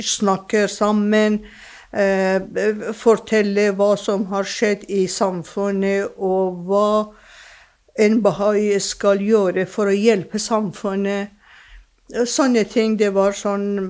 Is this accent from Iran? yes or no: yes; Iran; first language Persian; Norwegian is a second language; moved away as an adult; also born or lived in England / Germany; now in Drammen, Norway; jeg er født og oppvokst i Iran.